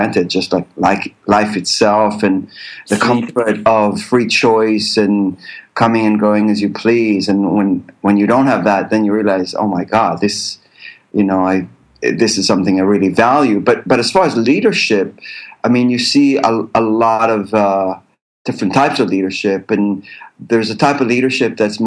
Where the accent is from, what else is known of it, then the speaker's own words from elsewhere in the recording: Israel; moved away as an adult; also born or lived in New York, United States / London, United Kingdom / Los Angeles, United States; But in Israel, actually, I grew up on a kibbutz